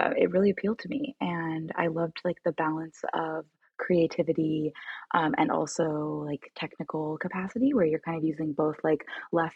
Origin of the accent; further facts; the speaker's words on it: California, United States; I was born in California